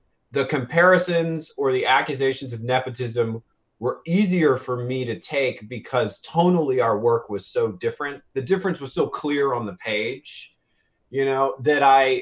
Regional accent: New Orleans, Louisiana, United States; I grew up in New Orleans

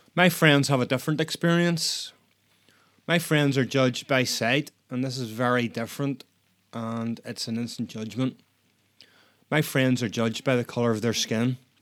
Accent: Northern Ireland, United Kingdom; I'm Northern Irish

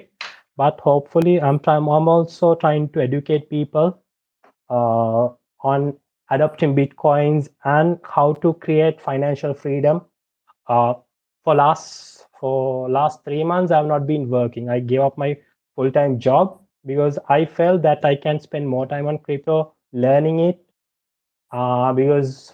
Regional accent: Sri Lanka; I'm from Sri Lanka. I've been my entire life

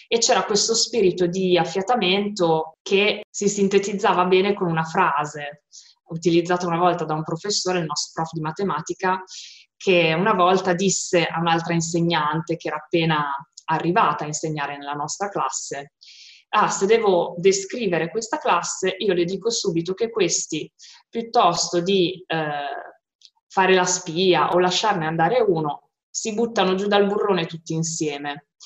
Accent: Modena, Emilia-Romagna, Italy; sono di Modena e ho quasi 37 anni.

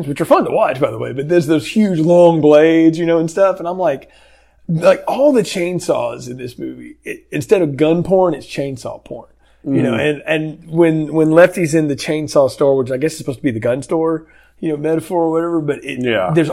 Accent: the South, United States; growing up in the South

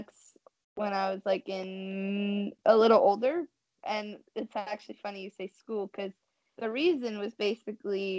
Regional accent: Washington, United States; I grew up in Washington

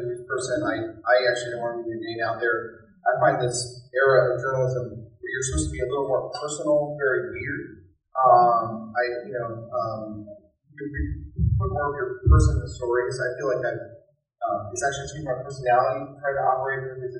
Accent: California, United States; I'm from California, this long family history in California

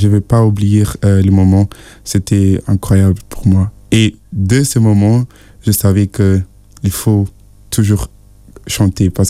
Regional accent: Nigeria; parce que je suis de, de Nigeria, je, je, vis avec ma grand-mère.

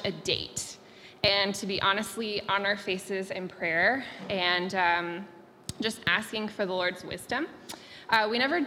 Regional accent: Atlanta, Georgia, United States; moved away as an adult; we're from Atlanta, Georgia

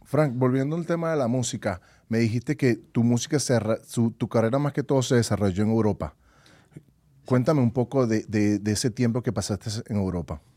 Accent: Venezuela; now in United States; en mi país, en Venezuela.

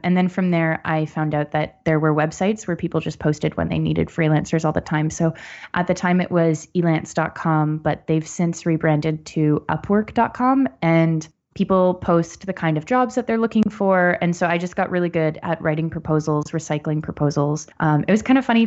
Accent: Barrie, Ontario, Canada; also born or lived in Ottawa; I was born in Ottawa, but I grew up outside of Barrie, so north of Toronto.

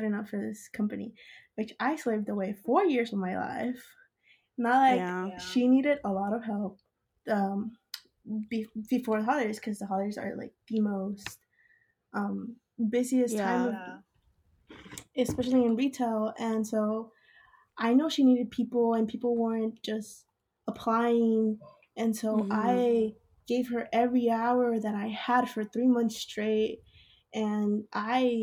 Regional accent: Austin, Texas, United States; moved away as an adult; now in Corpus Christi, United States; I'm from Austin, but I'm studying in Corpus right now.

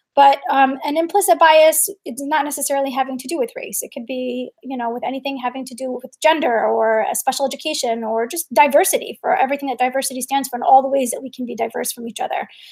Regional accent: New York, United States; I grew up in New York in during 9-11

